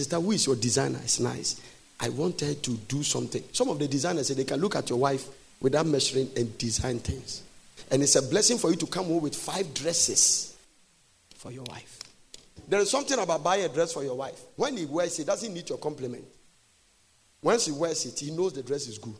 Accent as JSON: {"language": "English", "country": "Ghana", "said": "I said, Ghana"}